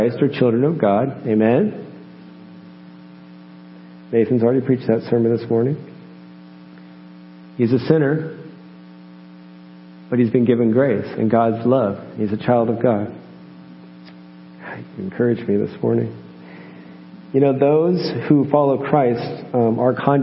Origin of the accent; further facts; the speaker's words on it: United States; moved away as an adult; I'm American.